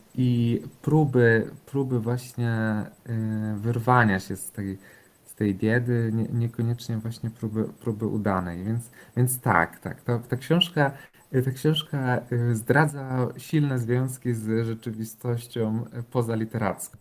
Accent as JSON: {"language": "Polish", "town": "Pabianice", "region": "Łódź Voivodeship", "country": "Poland", "tie": "born or raised there", "said": "ja też jako chłopiec dorastałem w Pabianicach"}